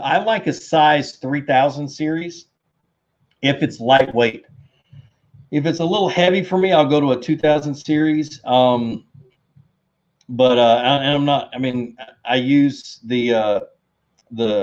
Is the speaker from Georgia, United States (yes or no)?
yes; Covington, Georgia, United States; I grew up in Covington, Georgia